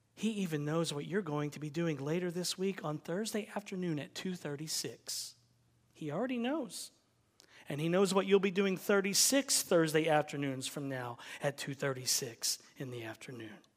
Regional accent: United States; we are American

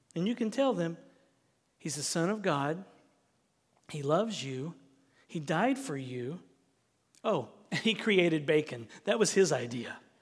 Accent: Southern United States, United States; accent: Southern; that's my Southern accent coming out

